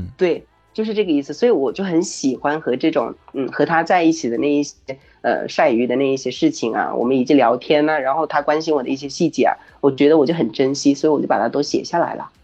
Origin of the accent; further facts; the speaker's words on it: Hunan, China; moved away as an adult; 我的故乡就是在湖南这个一个很普通的一个乡下，是丘陵地区